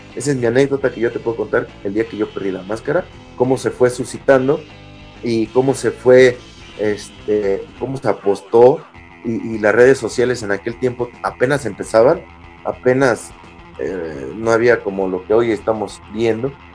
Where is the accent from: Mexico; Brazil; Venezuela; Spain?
Mexico; Casas Grandes, Chihuahua; Yo soy de Casas Nuevo, Casas Grandes, Chihuahua